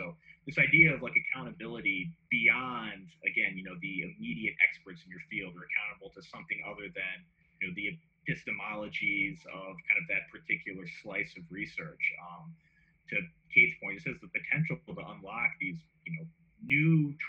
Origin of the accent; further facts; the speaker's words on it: Minneapolis, Minnesota, United States; I grew up in near North Minneapolis